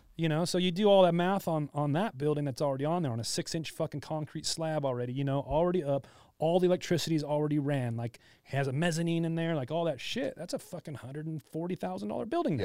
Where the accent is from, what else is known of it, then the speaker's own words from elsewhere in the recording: Hesperia, California, United States; also born or lived in Costa Mesa / Fullerton; now in Riverside, United States; I'm from Asperia, small fucking place. I've lived there my whole fucking life till I was like thirty.